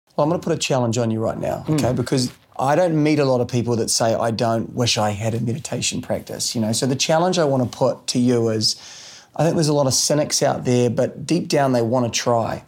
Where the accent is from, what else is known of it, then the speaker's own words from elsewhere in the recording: New Zealand; growing up in New Zealand